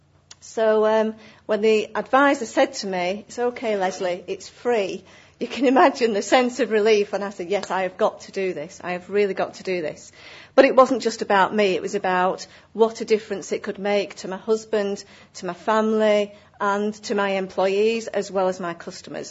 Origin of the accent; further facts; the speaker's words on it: Accrington, North West England, United Kingdom; my hometown of Accrington